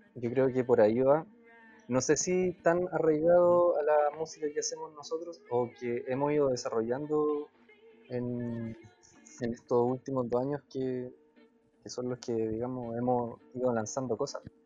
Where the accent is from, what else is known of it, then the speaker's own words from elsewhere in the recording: Chile; somos mestizos chilenos